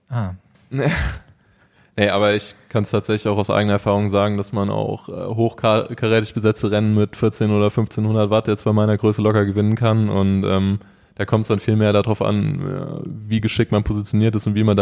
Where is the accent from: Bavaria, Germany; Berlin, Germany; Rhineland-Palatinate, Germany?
Rhineland-Palatinate, Germany; Neuwied; born there; ich bin gebürtig aus Neuwied und habe eigentlich mit dem Mountainbiken angefangen, mit 16 ungefähr